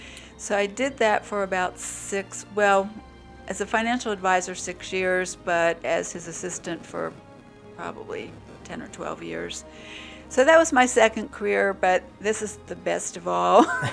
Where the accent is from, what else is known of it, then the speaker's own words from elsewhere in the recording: West Virginia, United States; Oh, I'm from West Virginia.